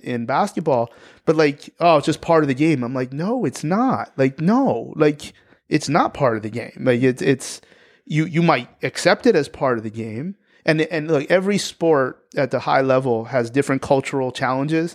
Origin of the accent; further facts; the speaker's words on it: New Jersey, United States; I'm from New Jersey